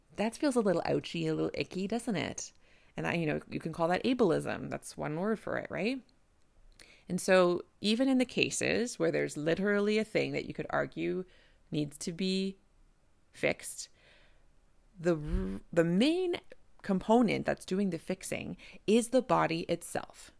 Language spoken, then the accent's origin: English; Canada; I'm a Canadian family physician